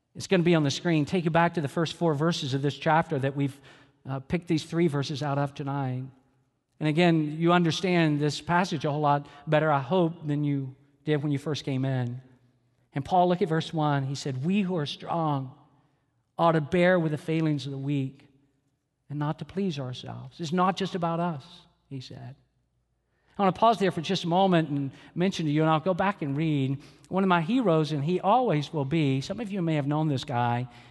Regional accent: Atlanta, Georgia, United States; my home church where I grew up in Atlanta, Georgia

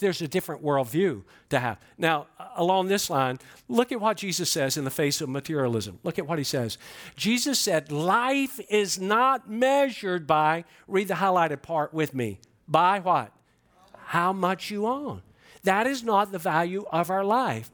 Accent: Georgia, United States; I'm from Georgia

